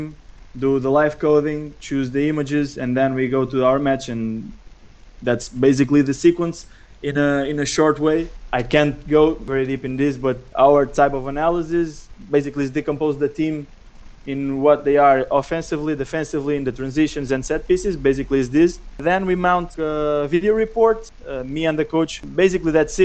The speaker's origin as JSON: {"language": "English", "region": "near Lisbon", "country": "Portugal", "said": "I'm from Portugal, from Lisbon, small town near to Lisbon"}